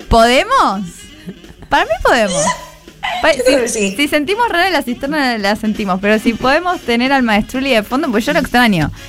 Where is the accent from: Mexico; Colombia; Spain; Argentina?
Argentina; en Argentina somos nazis racistas